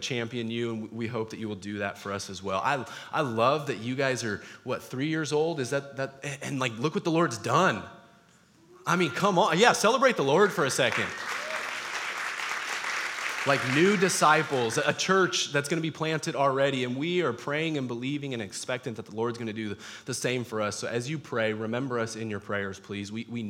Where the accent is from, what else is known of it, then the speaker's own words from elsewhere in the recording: Rancho area, Southern California, United States; moved away as an adult; also born or lived in Texas; now in California, United States; we're both originally from the Rancho area.